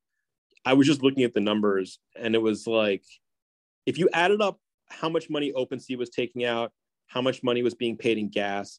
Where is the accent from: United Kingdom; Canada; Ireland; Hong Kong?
Hong Kong; I grew up in Hong Kong where there's a lot of people from Philippines working there